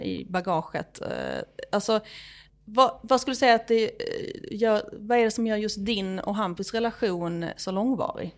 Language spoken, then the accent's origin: Swedish; Skåne, Sweden; moved away as an adult; now in Stockholm, Sweden; Som skåning